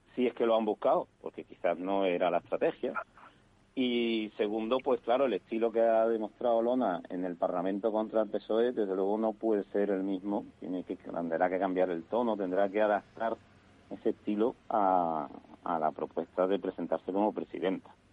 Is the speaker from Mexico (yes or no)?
no; Seville, Andalusia, Spain; yo tengo que decir como sevillano